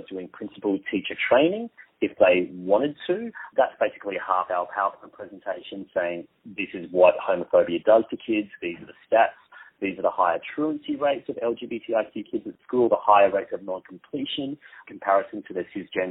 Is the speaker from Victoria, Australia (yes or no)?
no; Queensland, Australia; moved away; I am a Queenslander too myself originally